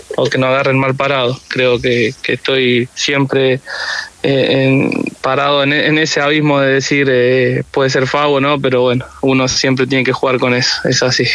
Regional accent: Rafael Castillo, Buenos Aires Province, Argentina; moved away as an adult; now in Coquimbo, Chile; yo vivo en Rafael Castillo, que es donde, donde me crié siempre

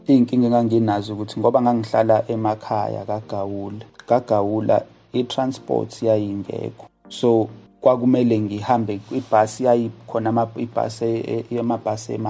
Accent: Ndwedwe, KwaZulu-Natal, South Africa; also born or lived in Umlazi; Ngakhulela eNdwebhe, kwisigodi sakaGawule.

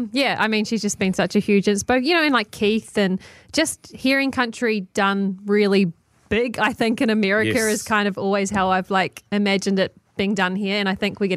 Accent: Waimate, Canterbury, New Zealand; obviously growing up in New Zealand and just, like, none of my friends like country music because it just wasn't really a thing.

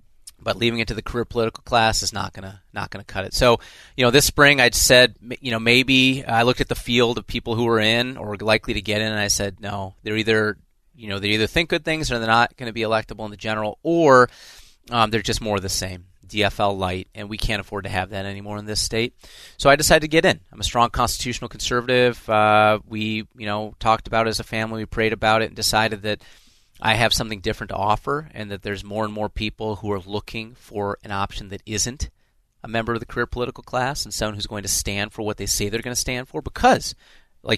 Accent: Illinois, United States; now in Minnesota, United States; I love Minnesota. I'm a refugee from Illinois

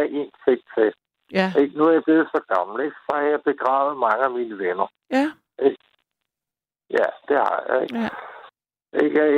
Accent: Copenhagen, Capital Region of Denmark, Denmark; moved away as an adult; now in Lolland, Denmark; Jeg er opvokset i København.

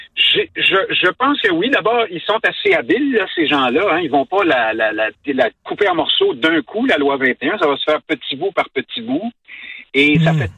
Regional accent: Quebec, Canada

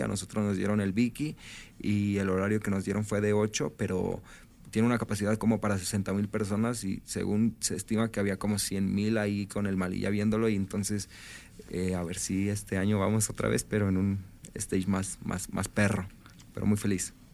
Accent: Valle de Chalco, State of Mexico, Mexico; Valle de Chalco, es en el oriente del Estado de México

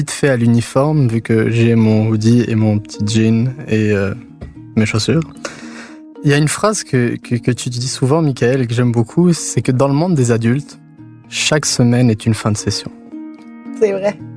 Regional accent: Tunisia; now in Montreal, Canada; quand je suis venu à Montréal. Parce que je suis parti de Tunisie et là j'arrive ici où j'ai plus euh, mes repères.

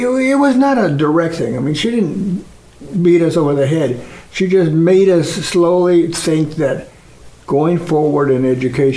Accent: United States; now in Houston, United States; I grew up as Mexican American, born in the United States

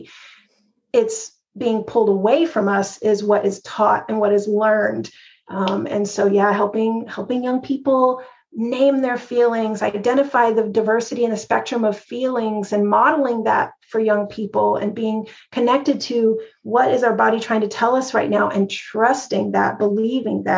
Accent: Texas, United States; when I was growing up in Texas

